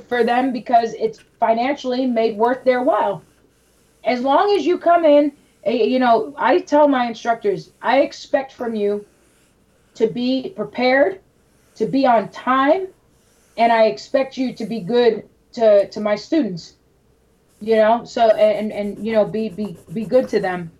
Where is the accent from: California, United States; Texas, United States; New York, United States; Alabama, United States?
New York, United States; New York City; I'm from New York City